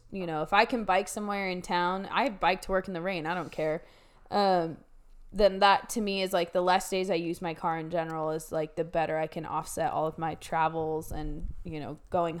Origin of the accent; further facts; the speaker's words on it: Oregon, United States; Yeah, that's how it is growing up in the Willamette Valley.